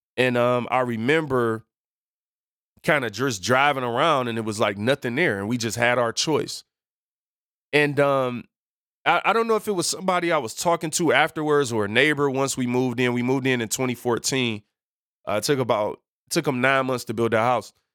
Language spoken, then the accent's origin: English; Detroit, Michigan, United States; I am from Seven Mile, people. Detroit, born and raised